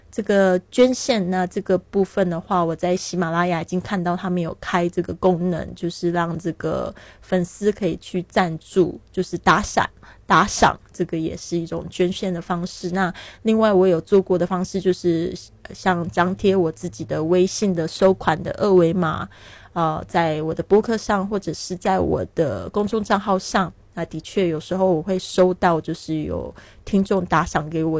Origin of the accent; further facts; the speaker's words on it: Taiwan; moved away as an adult; also born or lived in Shanghai, China; now in Barcelona, Spain; 那我今年是三十六岁，很多人都不知道我的年龄哦，因为他们都说我看起来挺年轻的，因为我常常旅行，心情也保持愉快，所以不会显老。 那我是出生在台湾，但是我爸爸是在上海出生的，所以一直都感觉对上海很有缘分哦